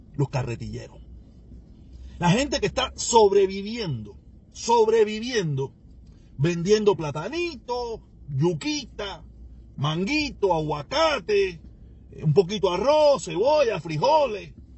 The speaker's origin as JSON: {"language": "Spanish", "country": "Cuba", "said": "mi país"}